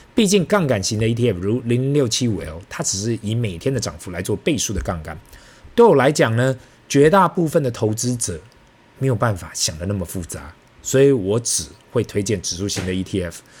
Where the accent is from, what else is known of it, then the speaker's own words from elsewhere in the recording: Taipei, Taiwan; 我们台北这里大概就等同北京的两环内吧